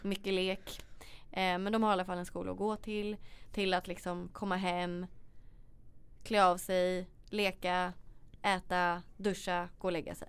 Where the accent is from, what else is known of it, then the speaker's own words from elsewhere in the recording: Sweden; also born or lived in Australia; hur vi lever här hemma i Sverige